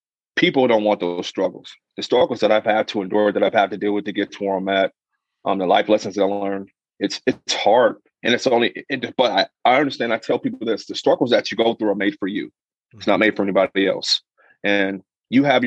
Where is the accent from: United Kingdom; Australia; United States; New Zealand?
United States; Minnesota; I'm from Minnesota. My family's here. So I came back home